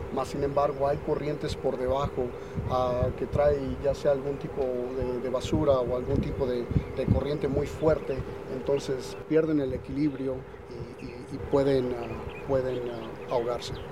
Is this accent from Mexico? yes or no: yes; Mexico; tú y yo somos mexicanos